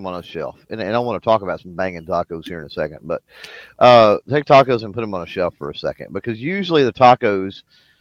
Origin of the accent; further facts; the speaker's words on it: Texas, United States; I'm from Texas